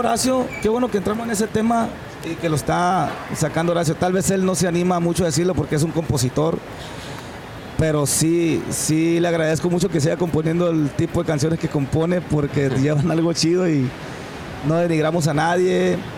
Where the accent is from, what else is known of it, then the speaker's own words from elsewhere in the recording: Mazatlán, Sinaloa, Mexico; also born or lived in Culiacán, Sinaloa / Concordia, Sinaloa; Soy de aquí, de Mazatlán muy cerquita de la playa de la Lázaro Cárdenas